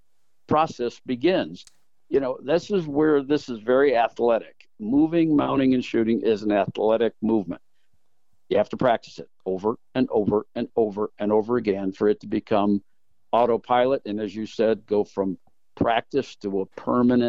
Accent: South Bend, Indiana, United States; born and raised in South Bend, Indiana.

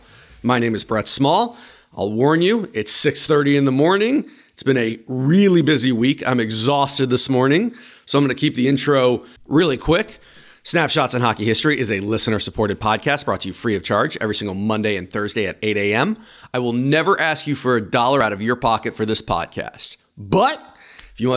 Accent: United States; as an American

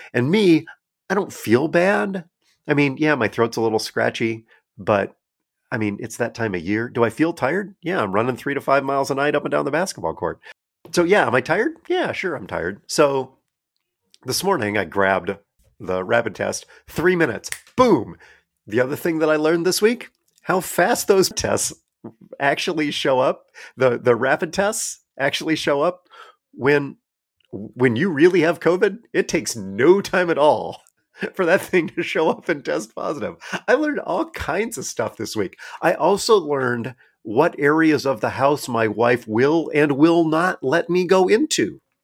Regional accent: Iowa Falls, Iowa, United States; Iowa Falls, which is where I grew up

